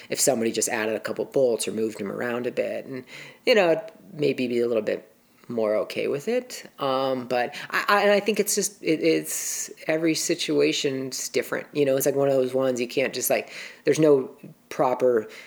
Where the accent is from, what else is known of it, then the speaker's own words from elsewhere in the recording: Tacoma, Washington, United States; I grew up in Tacoma.